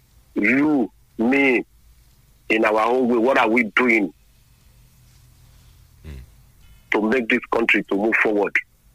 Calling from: Lagos, Nigeria; I'm calling you from Lagos.

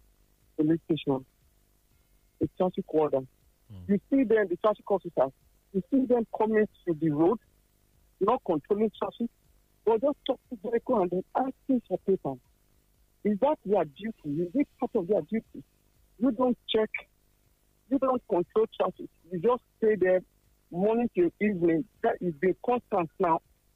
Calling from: Abeokuta, Ogun State, Nigeria; I'm calling from Abeokuta.

